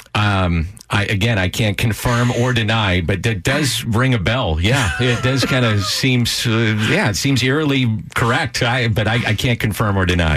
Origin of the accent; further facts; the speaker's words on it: St. Louis, Missouri, United States; I grew up in South St. Louis